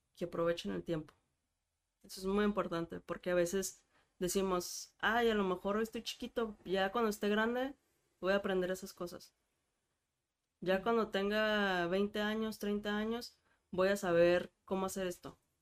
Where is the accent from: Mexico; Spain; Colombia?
Mexico; en México somos